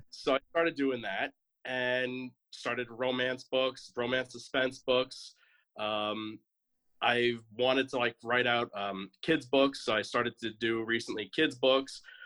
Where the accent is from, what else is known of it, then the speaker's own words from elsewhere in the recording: New York, United States; moved away as an adult; now in Atlanta, United States; I'm originally from New York, and I moved down to Georgia about a year ago. I'm in the uh, the northern Atlanta area